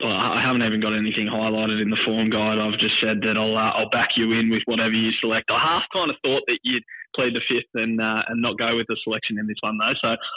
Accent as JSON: {"language": "English", "area": "near Phillip Island", "region": "Victoria", "country": "Australia", "tie": "born or raised there", "said": "I grew up down near Phillip Island"}